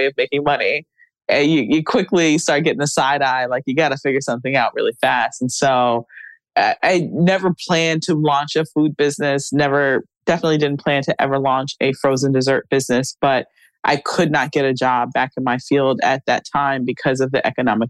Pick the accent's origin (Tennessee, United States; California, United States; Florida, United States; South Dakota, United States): Florida, United States; South; growing up in South Florida